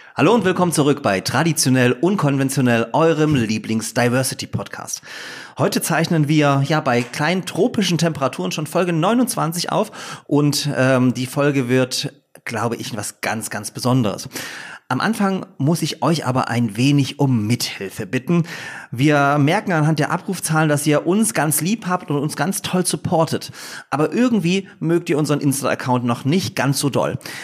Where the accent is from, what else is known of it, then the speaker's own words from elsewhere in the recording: Upper Lusatia, Saxony, Germany; moved away as an adult; also born or lived in Leipzig; Ich bin ja sozusagen in Oberlausitz geboren und da war Dresden einfach nie eine Option, dort zu studieren, weil einfach äh, das zu nah gewesen wäre an der Familie